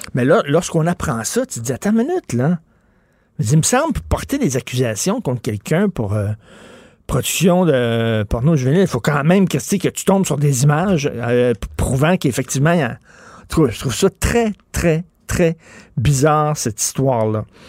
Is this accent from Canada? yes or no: yes; Quebec, Canada; je suis un Québécois de souche.